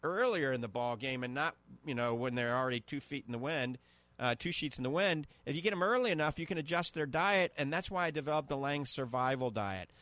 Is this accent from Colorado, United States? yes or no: no; New Orleans, Louisiana, United States; accent: New Orleans (Yat); my New Orleans accent coming out, uh, Kunas accent.